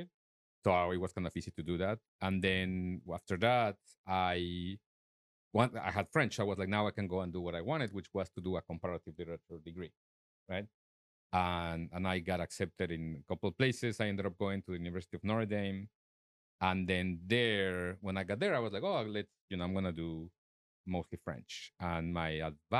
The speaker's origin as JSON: {"language": "English", "region": "Mexico City", "country": "Mexico", "second_language": "English", "moved": "as an adult", "lives_now": "United States", "said": "I'm from Mexico City"}